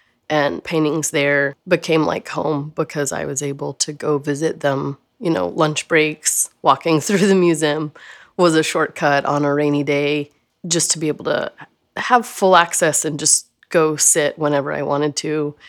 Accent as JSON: {"language": "English", "town": "Austin", "region": "Texas", "country": "United States", "tie": "born or raised there", "lives_now": "Lockhart, United States", "said": "I was born in Austin and spent the good chunk of my life there. And then I graduated McCallum High School and went to ACC for a while"}